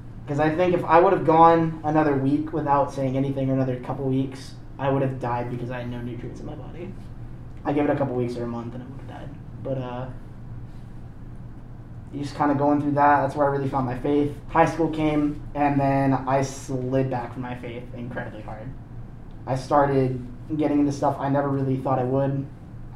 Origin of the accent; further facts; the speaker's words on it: Maine, United States; I was born and raised in Maine